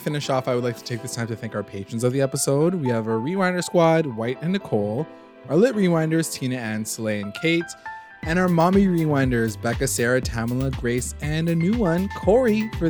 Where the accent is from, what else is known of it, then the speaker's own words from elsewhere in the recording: Canada; Because we're Canadian, yeah.